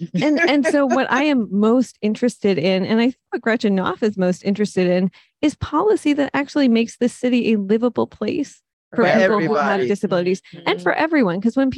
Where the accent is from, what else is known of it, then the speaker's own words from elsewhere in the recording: Detroit, Michigan, United States; now in New Haven, United States; so I grew up in Detroit, I've lived here for about 10 years at this point